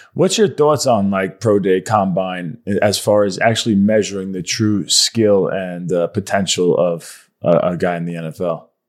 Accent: Long Island, New York, United States; moved away as an adult; now in Fort Mill, United States; so I'm from Long Island, New York

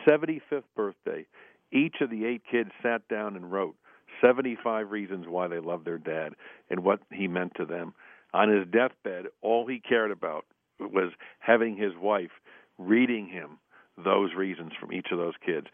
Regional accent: Buffalo, New York, United States; born or raised there; now in Washington, United States

